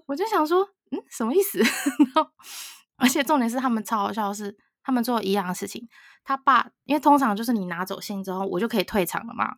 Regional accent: Taiwan; 我是台湾人，用韩文，我就说我是台湾人

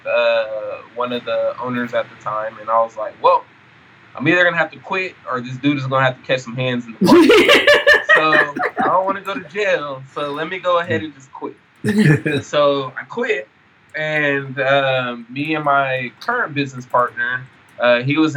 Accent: Sacramento, California, United States; I'm originally from Sacramento, California

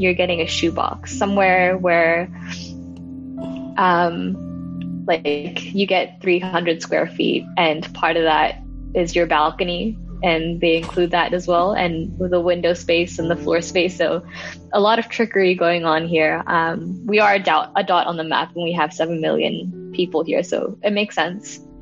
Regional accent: Hong Kong; I was born and raised in Hong Kong

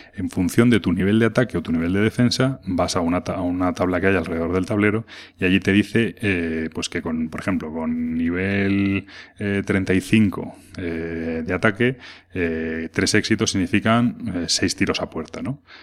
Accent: Madrid, Community of Madrid, Spain; soy de Madrid

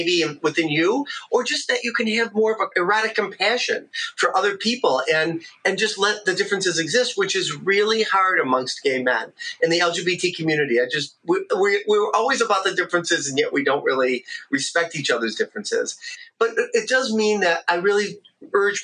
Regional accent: Detroit, Michigan, United States; I'm from Michigan, Detroit, Michigan, in the Midwest here

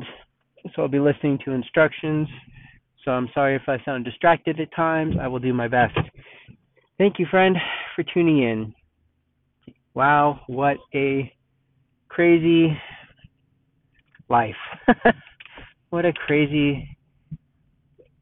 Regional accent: Southern California, United States; moved away as an adult; now in Dallas-Fort Worth, United States; I'm from California, Southern California. I lived in Southern California my whole life, except for a couple of years in Northern California

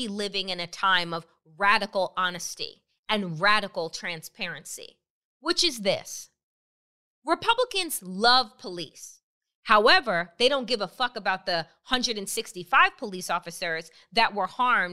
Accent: Suffolk County, Long Island, New York, United States; I grew up in Suffolk County

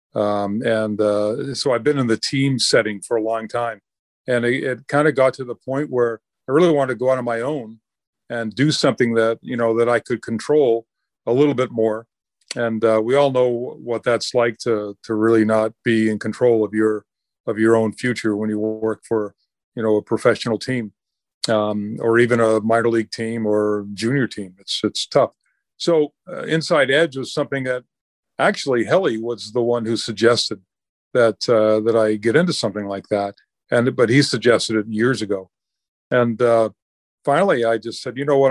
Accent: Augusta, Maine, United States; I was probably twelve or thirteen when a rink was built in, uh, my hometown and, uh, in Augusta, Maine, or right outside of Augusta

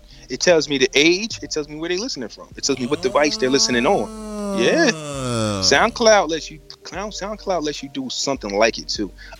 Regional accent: Trenton, New Jersey, United States; accent: Jersey; I'm from Trenton, New Jersey.

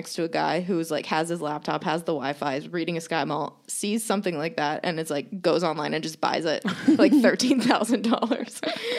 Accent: Texas, United States; It's like, no, I'm from Texas.

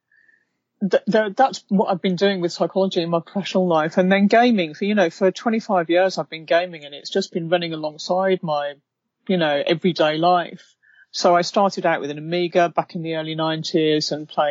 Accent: United Kingdom; now in London, United Kingdom; I'm British

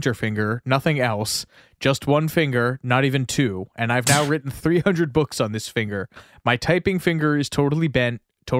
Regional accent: Columbus, Ohio, United States; I grew up in Columbus, Ohio, and one day my mom dropped me off at the library.

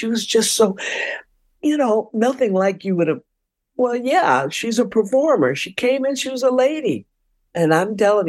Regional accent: Detroit, Michigan, United States; I'm from Detroit. I know how to drive.

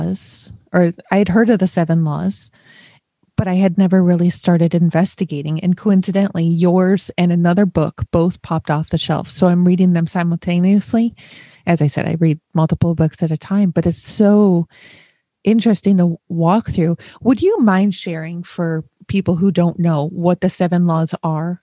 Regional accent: Buffalo, Rochester area, Western New York, United States; moved away as an adult; also born or lived in Chicago; now in Ohio, United States; I was born and raised in Western New York. Not New York, New York, Buffalo, Rochester area.

